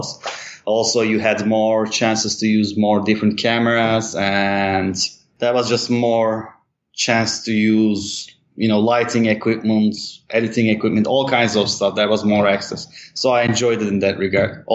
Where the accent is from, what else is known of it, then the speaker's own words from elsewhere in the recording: Istanbul, Turkey; also born or lived in Europe / United States / Mexico / Thailand; I grew up in Istanbul till I was 17, and then I moved abroad